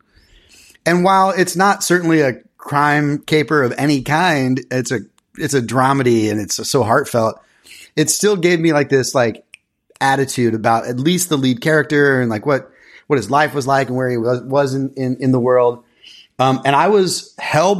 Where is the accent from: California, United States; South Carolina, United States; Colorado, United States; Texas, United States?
Texas, United States; moved away as an adult; now in New York City, United States; I hail originally from Texas, although I'm as much of a New Yorker now. I've lived half my life here in New York City.